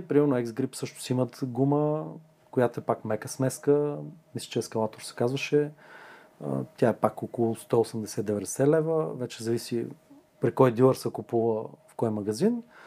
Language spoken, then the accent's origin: Bulgarian; Bulgaria; съм българин